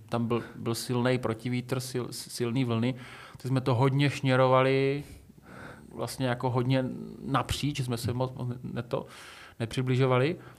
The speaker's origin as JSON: {"language": "Czech", "town": "Šumperk", "region": "Olomouc Region", "country": "Czechia", "tie": "born or raised there", "said": "jsem běhal u nás v Šumperku"}